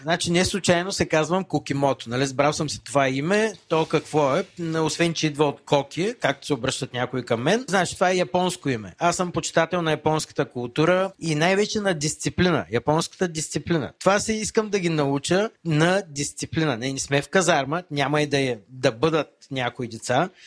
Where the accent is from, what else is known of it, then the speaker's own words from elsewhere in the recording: Varna, Varna Province, Bulgaria; аз съм отраснал в казармите на Родни Балкани, едно поделение във Варна